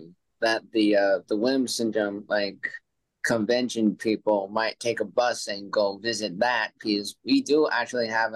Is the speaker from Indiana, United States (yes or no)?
no; Arizona, United States; also born or lived in Texas / Peoria, Arizona; I was born and raised in Arizona